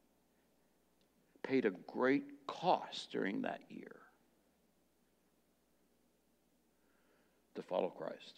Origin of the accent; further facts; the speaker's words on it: United States; as an American